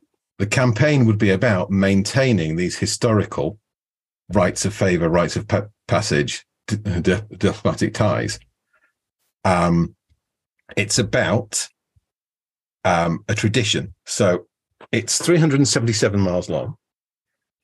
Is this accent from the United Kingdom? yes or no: yes; Wetherby, Yorkshire and the Humber, United Kingdom; my hometown, Wetherby, which was founded by the Knights Templar